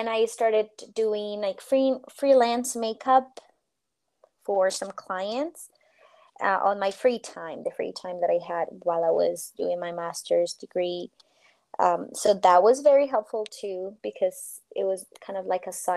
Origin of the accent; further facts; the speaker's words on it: Colombia; moved away as an adult; also born or lived in Boston, Massachusetts, United States; my country, my home country